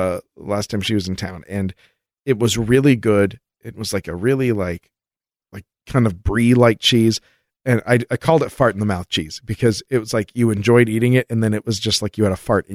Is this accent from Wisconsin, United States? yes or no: no; Texas, United States; When I was a kid growing up in Texas, I would tell my parents about the aliens visiting me.